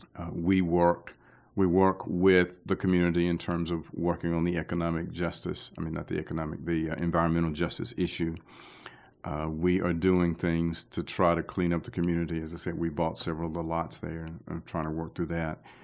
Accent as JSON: {"language": "English", "town": "Aliceville", "region": "Alabama", "country": "United States", "tie": "born or raised there", "also_born_or_lived": "Tuscaloosa, Alabama", "moved": "as an adult", "lives_now": "Birmingham, United States", "said": "I'm originally from a place called Aliceville, Alabama"}